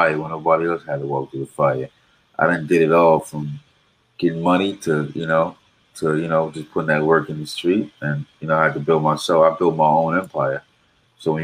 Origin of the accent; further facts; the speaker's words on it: Raleigh, North Carolina, United States; I'm from Raleigh, North Carolina